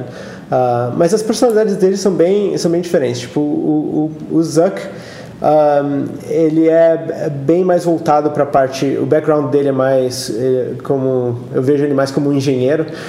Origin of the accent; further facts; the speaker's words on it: Brazil; moved away as an adult; also born or lived in Switzerland; now in Silicon Valley, United States; eu saí do Brasil fazem uns 14 anos. Um, ah, a minha carreira no Brasil foi mais acadêmica mesmo